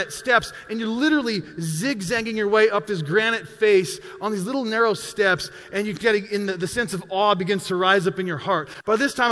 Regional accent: Montana, United States; I'm a mountain guy. I grew up in Montana

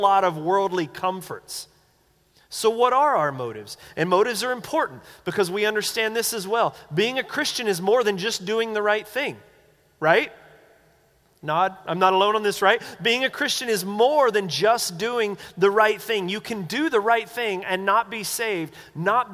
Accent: North Carolina, United States; moved away; growing up in the Baptist church back in North Carolina

